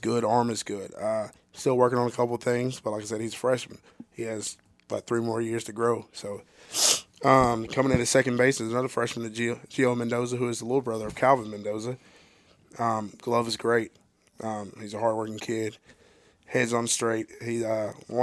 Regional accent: Texas, United States; now in Ardmore, Oklahoma, United States; I'm from Texas

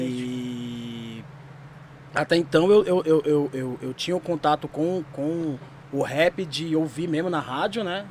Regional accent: São Paulo, Brazil; also born or lived in Santo André; sou de São Mateus, eu moro em São Mateus

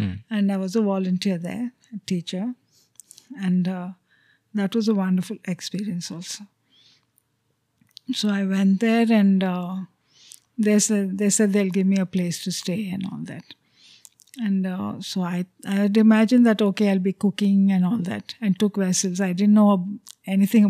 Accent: Chennai, Tamil Nadu, India; first language Telugu; English is a second language; Though I grew up in Madras, I didn't know any Tamil because we were a Telugu-speaking family

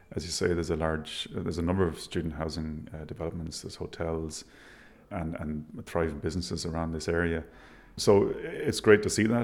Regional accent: Galway, Connacht, Ireland; now in Dublin, Ireland; I grew up in Galway in a, a, village called Menlo

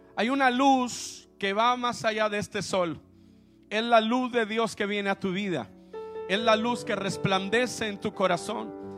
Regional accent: Veracruz, Mexico; yo soy mexicano, sé que parezco así como de Finlandia, pero soy veracruzano

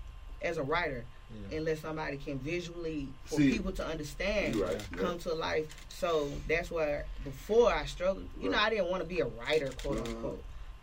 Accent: Decatur, Georgia, United States; I'm from Atlanta. Mm-hmm. So I'm from Decatur.

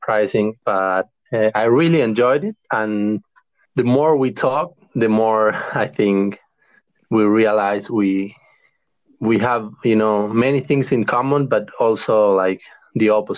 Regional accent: Argentina; first language Spanish; English is a second language; moved away as an adult; now in Japan; I'm from Argentina. I speak Spanish.

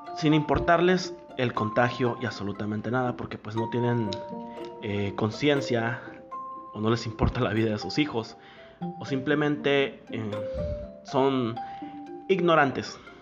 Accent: Mexico; soy mexicano

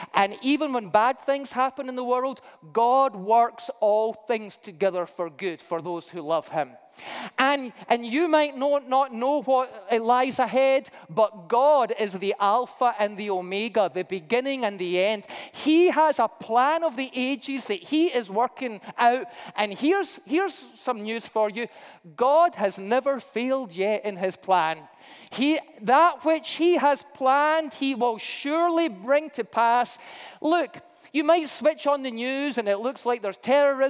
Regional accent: Scotland, United Kingdom; I'm Scottish

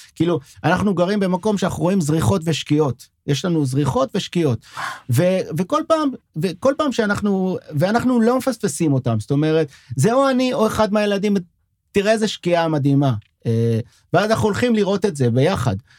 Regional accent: Sderot, Southern District, Israel; first language French; Hebrew is a second language; now in Tel Aviv, Israel; אני בא מהנגב, שדרות זה בנגב

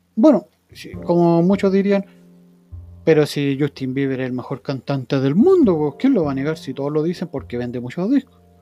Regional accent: Chile; Nosotros como chilenos

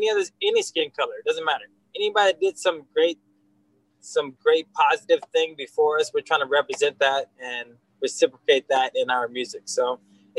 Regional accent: Gardena, California, United States; moved away; also born or lived in Hawaii; We grew up in Gardena, California. And then we moved to Hawaii for about 10 years.

